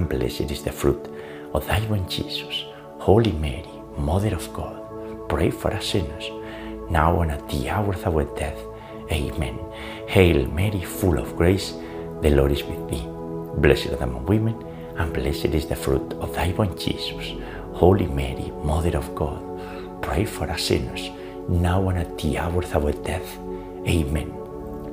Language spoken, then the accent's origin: English; Spain; now in United States; I was born in Spain, but the US is our new home